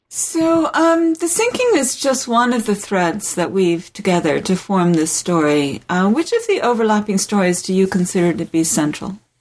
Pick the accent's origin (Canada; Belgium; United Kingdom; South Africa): United Kingdom; South of England; moved away; I grew up in England, uh, in the oh, south yeah. of England